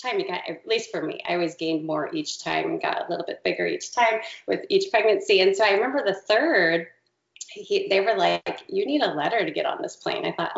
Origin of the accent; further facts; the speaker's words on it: California, United States; born there; So we actually, my husband and I met out in California, and I was born in California. My dad was in the Navy, and we moved all around.